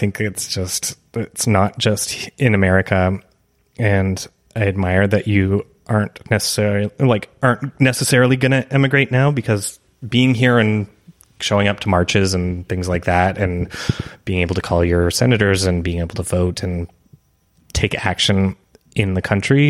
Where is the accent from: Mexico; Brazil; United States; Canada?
Canada; But I'm Canadian.